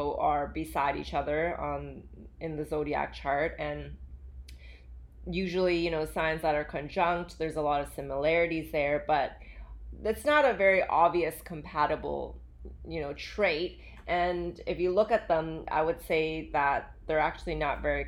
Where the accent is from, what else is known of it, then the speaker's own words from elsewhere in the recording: Vancouver, British Columbia, Canada; also born or lived in Calgary, Alberta, Canada / Hong Kong; I actually grew up in Alberta. I was born there and I moved from Calgary to Vancouver with my parents